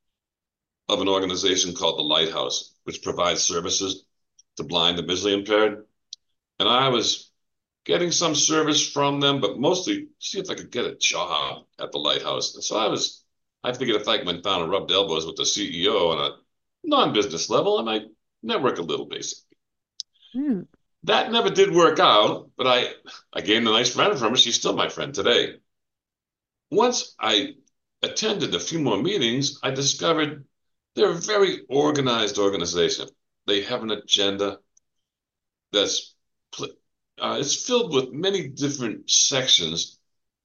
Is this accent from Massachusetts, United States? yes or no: yes; New England, Massachusetts, United States; moved away as an adult; also born or lived in west coast of Florida; now in Florida, United States; I grew up in New England, Massachusetts. If you couldn't tell by my accent